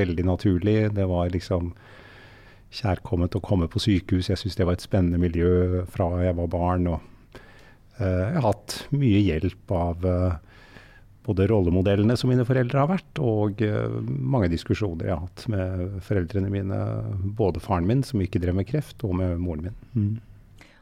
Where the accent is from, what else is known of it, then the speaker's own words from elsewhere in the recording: Oslo, Norway; first language German; moved away as an adult; also born or lived in Germany; Oslo og der hvor jeg var oppvokst